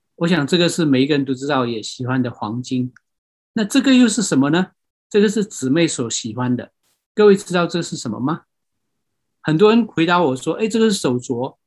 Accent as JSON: {"language": "Chinese", "country": "Myanmar", "tie": "born or raised there", "moved": "yes", "said": "我是出生在这个地方，啊。可能有人知道，这个地方就是缅甸"}